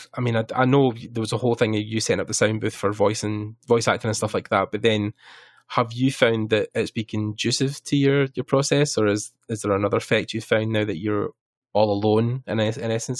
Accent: Ireland; we're both Irish

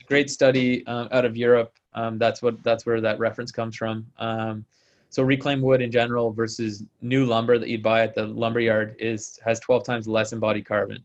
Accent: Ontario, Canada; moved away as an adult; also born or lived in Ottawa, Canada / Kingston, Canada / Calgary, Canada; now in Vancouver, Canada; I grew up in Ontario, uh, in Ottawa, and then Kingston

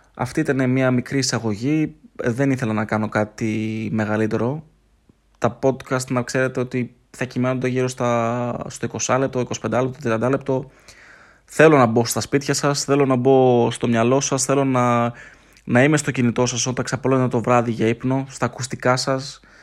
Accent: Thessaloniki, Central Macedonia, Greece; είμαι από Θεσσαλονίκη, είμαι 30 χρονών.

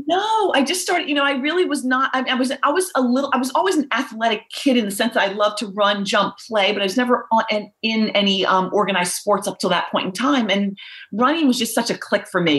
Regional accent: Philadelphia, Pennsylvania, United States; moved away as an adult; also born or lived in Baltimore / Northeast US; I grew up pretty much in the suburbs of Philadelphia most of my life

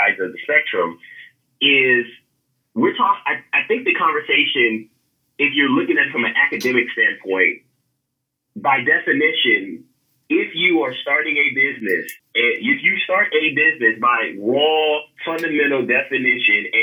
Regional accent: California, United States; I'm from California

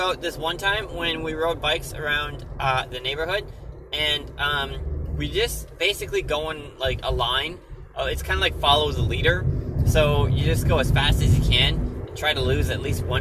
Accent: Inver Grove Heights, Minnesota, United States; growing up in Inver Grove Heights, Minnesota. Born and raised all my years there in Minnesota

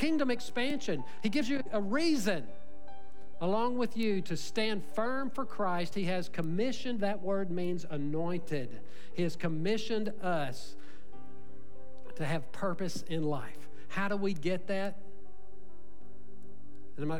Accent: Little Cypress, Texas, United States; I'm from Little Cypress

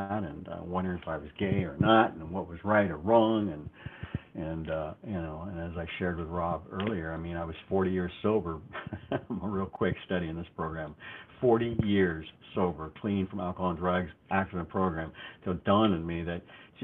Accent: Los Angeles, California, United States; I was brought up and raised in California, the Los Angeles area, multiple areas.

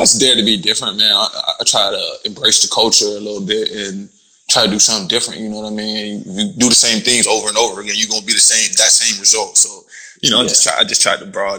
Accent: Florida, United States; moved away as an adult; also born or lived in Cork, Ireland; I'm from Florida, bro, so I'm used to just heat, plain heat

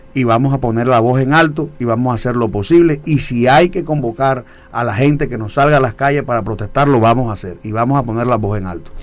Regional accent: Galapa, Atlántico, Colombia; also born or lived in Barranquilla; Yo nací en Barranquilla, pero fui criado en Galapa

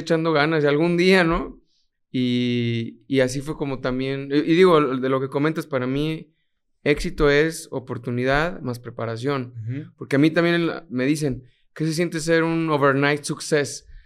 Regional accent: Mexico; also born or lived in Puerto Rico; me toca trabajar y representar a alguien mexicano, latino

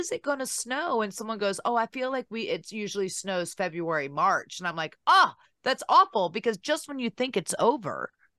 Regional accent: Virginia, United States; now in Nashville, United States; I am in Nashville now. I'm from Virginia, but we live in Nashville. We just bought a house a little north of the city.

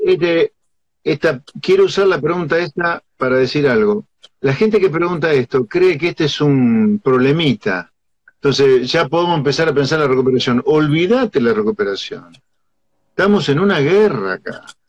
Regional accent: Pergamino, Buenos Aires Province, Argentina; yo nací en Pergamino y vivo en provincia

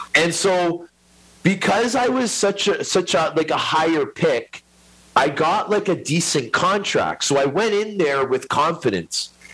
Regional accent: Toronto, Ontario, Canada; I grew up in Scarborough, which is a suburb of Toronto. It's in the East End.

